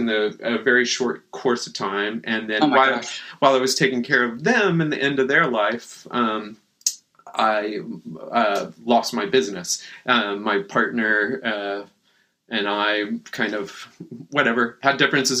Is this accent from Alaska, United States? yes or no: no; Boerne, Texas, United States; moved away as an adult; also born or lived in San Antonio, Texas; now in Portland, United States; I grew up in the hill country of Texas, a little bitty town called Bernie.